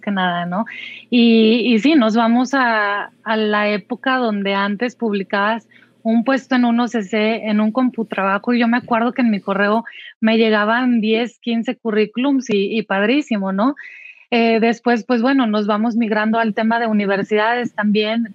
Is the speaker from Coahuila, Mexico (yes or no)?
yes; Saltillo, Coahuila, Mexico; en Saltillo, de donde yo soy originaria.